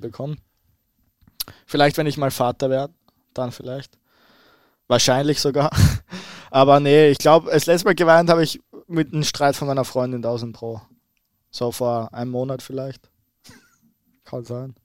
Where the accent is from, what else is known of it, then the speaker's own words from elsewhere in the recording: Austria; now in Bremen, Germany; Als Ösi